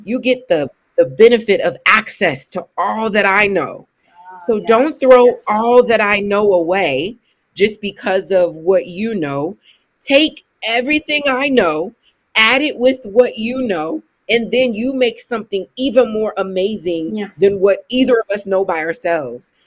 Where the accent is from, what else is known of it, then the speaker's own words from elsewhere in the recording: Ohio, United States; I'm from Ohio